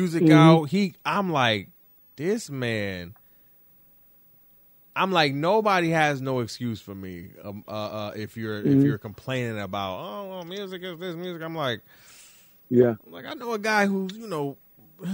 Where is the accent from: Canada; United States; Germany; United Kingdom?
United States; Detroit, Michigan; now in New York, United States; I'm actually living in New York right now, but being from Detroit